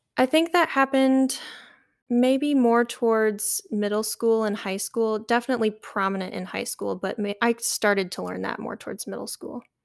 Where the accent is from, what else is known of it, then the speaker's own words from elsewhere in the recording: Metamora, Michigan, United States; I grew up in a little town called Metamora. It's on the east side of Michigan